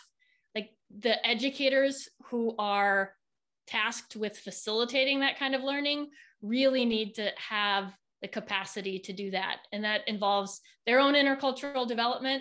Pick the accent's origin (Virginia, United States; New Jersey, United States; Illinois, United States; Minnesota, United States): Minnesota, United States; moved away as an adult; the University of Minnesota, which is where I'm originally from. It's where I now live again.